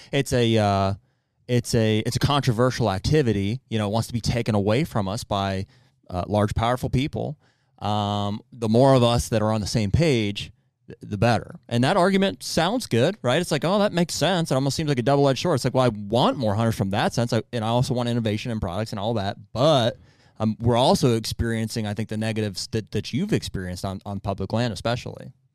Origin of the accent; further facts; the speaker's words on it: Pennsylvania, United States; we're from Pennsylvania